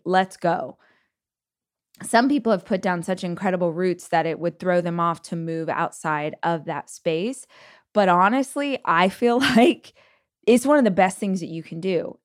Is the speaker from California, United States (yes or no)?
yes; Bakersfield, California, United States; moved away as an adult; also born or lived in Los Angeles; I did move from my hometown of Bakersfield to Los Angeles, but I lived in the same state for all of those years